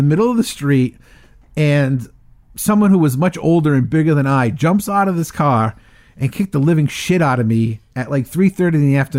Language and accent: English; Providence, Rhode Island, United States; And I grew up in Mount Pleasant, part of Providence.